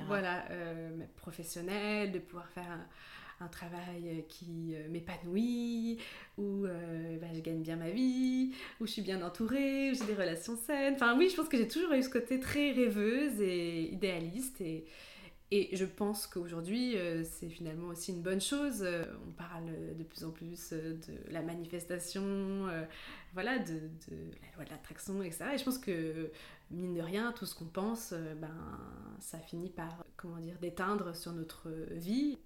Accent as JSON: {"language": "French", "area": "near Grenoble", "region": "Auvergne-Rhône-Alpes", "country": "France", "tie": "born or raised there", "moved": "as an adult", "lives_now": "Paris, France", "said": "J'ai grandi près de Grenoble et je suis d'origine allemande et italienne."}